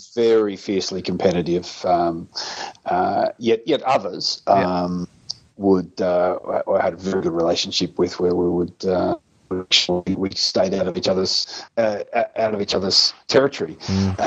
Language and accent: English; Hamilton, Victoria, Australia; in the local town where I grew up in Hamilton